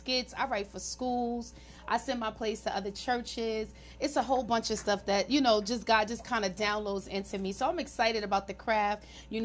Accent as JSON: {"language": "English", "region": "New York", "country": "United States", "tie": "born or raised there", "moved": "yes", "said": "And even though that's my hometown, it's expensive."}